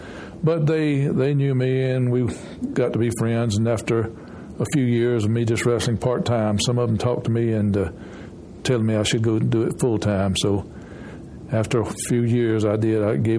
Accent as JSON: {"language": "English", "town": "Anderson", "region": "South Carolina", "country": "United States", "tie": "born or raised there", "also_born_or_lived": "Iva, South Carolina", "said": "Well, I grew up in Anderson starting when I started in the first grade. My daddy had worked in construction, and until I got old enough to start school, we just moved all over the South. I lived in five or six different states"}